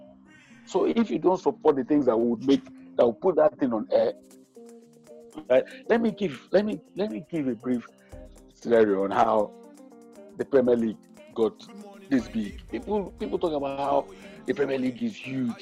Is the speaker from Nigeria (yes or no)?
yes; Nigeria; we in Nigeria